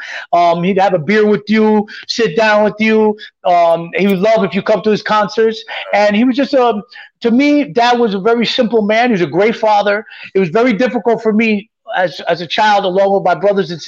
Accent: New York, United States; when I was a teenager, growing up in New York

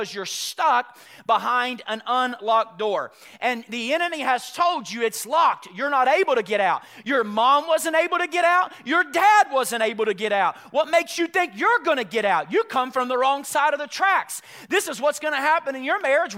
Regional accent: Chattanooga, Tennessee, United States; I grew up in Chattanooga, Tennessee

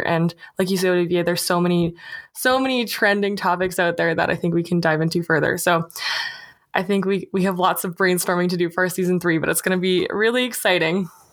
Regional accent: Canada; being a Canadian

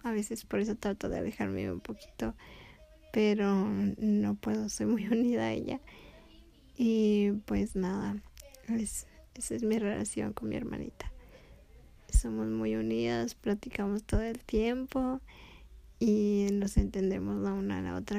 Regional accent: León, Guanajuato, Mexico; also born or lived in Tepic, Nayarit; Ahora estamos en León, Guanajuato, de donde soy

